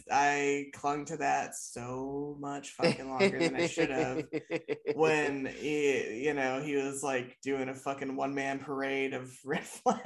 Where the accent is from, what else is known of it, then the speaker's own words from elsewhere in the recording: Midwest, Michigan, United States; accent: flat Midwest; I get pretty nasal, which is a Midwest like Michigan thing.